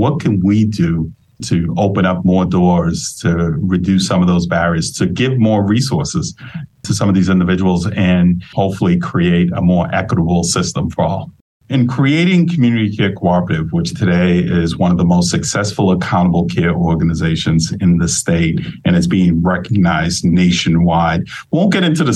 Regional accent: Boston, Massachusetts, United States; Growing up in East Boston, raised by a single mom

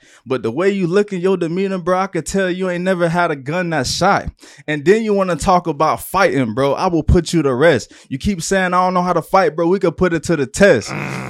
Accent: Broward, Florida, United States; this is Florida, and I am not from Miami. I am a Broward native

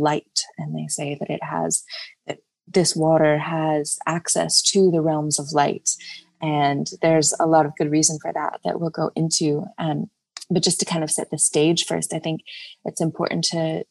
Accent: United States; also born or lived in Virginia; I grew up in Georgia and Virginia

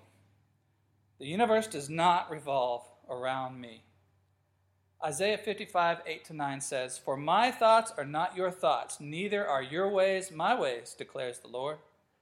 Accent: United States; moved away as an adult; also born or lived in Africa; growing up in America

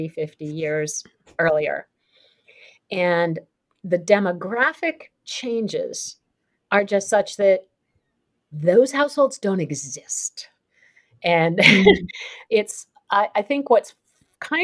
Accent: Princeton, New Jersey, United States; the town I grew up in, Princeton

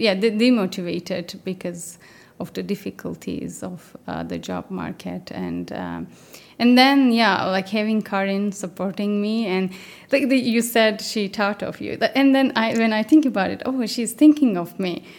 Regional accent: Turkey; moved away as an adult; also born or lived in Canada; now in United Kingdom; I'm originally from Turkey.

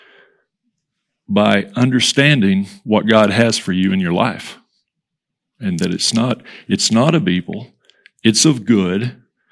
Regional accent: Hereford, Texas, United States; growing up in Hereford, the little Westway Community Church

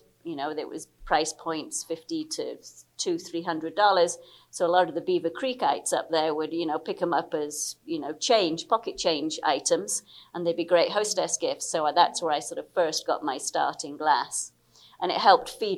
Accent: England, United Kingdom; also born or lived in Liberia; I'm British. I was born in Liberia, moved back to the UK when I was 8

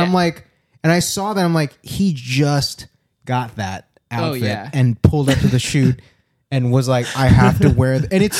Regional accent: Hawaii, United States; moved away; I'm from Hawaii

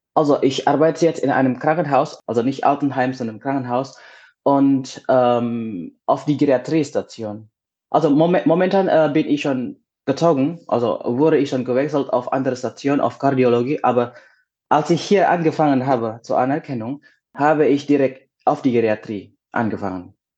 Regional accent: Indonesia; German is a second language; moved away as an adult; also born or lived in Ulm, Germany; now in Offenbach, Germany; Und ich komme aus Indonesien.

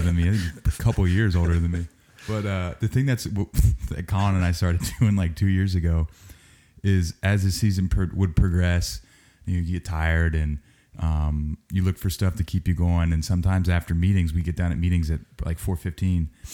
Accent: Cincinnati, Ohio, United States; I'm from Cincinnati, Ohio.

